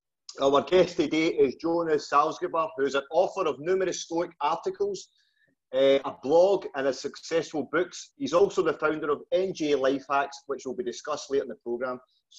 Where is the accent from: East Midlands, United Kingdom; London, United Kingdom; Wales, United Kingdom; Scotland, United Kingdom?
Scotland, United Kingdom; just outside Glasgow; our grasp of the English language is not always the best. And especially mine, Colin, as you know, from where I'm from, just outside Glasgow.